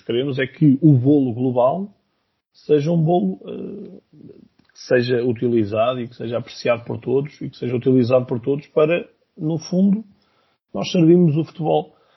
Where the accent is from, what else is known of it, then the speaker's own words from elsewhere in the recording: Viseu, Centro, Portugal; na minha zona, eu sou de Viseu